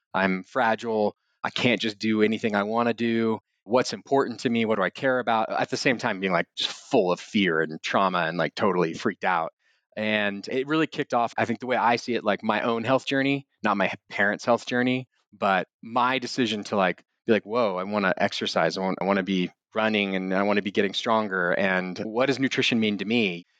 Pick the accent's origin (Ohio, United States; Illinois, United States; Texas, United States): Texas, United States; Austin; also born or lived in Wimberley, Texas; I'm from Austin. I was born in a little town called Wimberley outside of Austin. And being raised in Austin at that time